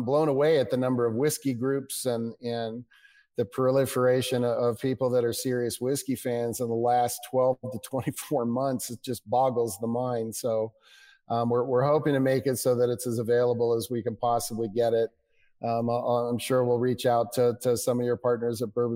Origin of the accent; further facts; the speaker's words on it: United States; as an American